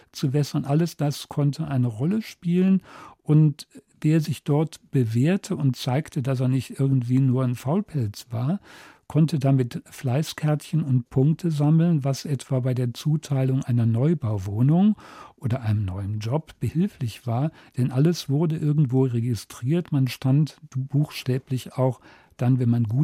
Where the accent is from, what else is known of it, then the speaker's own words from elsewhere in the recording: West Germany, Germany; sehr schnell auch als Westdeutscher heraushören konnte